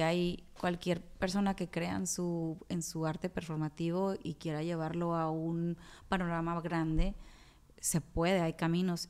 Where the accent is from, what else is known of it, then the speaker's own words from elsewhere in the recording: Culiacán, Sinaloa, Mexico; moved away as an adult; also born or lived in Monterrey, Mexico / Mexico City, Mexico; now in New York, United States; soy la primer sinaloense en estar en ese festival